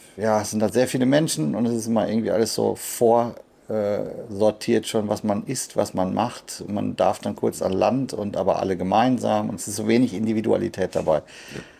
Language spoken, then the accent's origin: German; Sauerland, North Rhine-Westphalia, Germany; Das ist unweit von meinem Heimatort